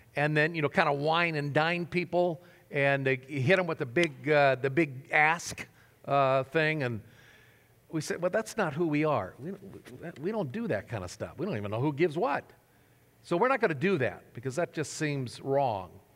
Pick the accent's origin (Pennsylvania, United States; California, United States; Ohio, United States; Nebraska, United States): Nebraska, United States; moved away; my home state of Nebraska